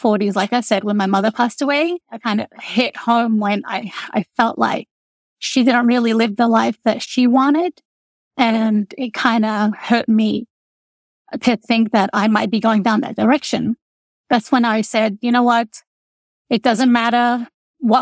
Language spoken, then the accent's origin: English; Australia; moved away as an adult; also born or lived in Lebanon; now in Texas, United States; I grew up in Australia. I am the youngest of eight children. My parents migrated from Lebanon